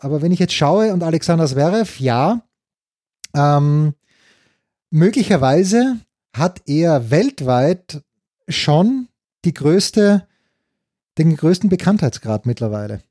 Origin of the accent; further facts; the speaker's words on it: Austria; so bin ich einfach als Österreicher gepolt. Das ist halt, wie du es halt lernst von deinen Eltern